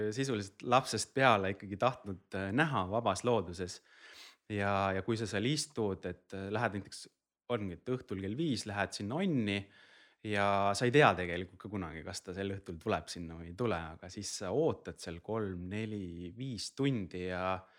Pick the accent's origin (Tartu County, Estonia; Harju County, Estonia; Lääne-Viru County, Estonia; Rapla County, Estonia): Rapla County, Estonia; Rapla; ma olen ise Raplast pärit